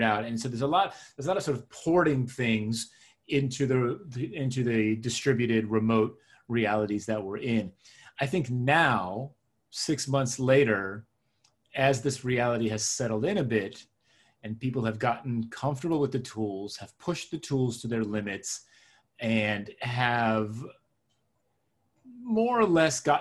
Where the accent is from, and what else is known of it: suburban New Jersey, United States; born or raised there; first language Hebrew; English is a second language; also born or lived in Israel / Queens, New York City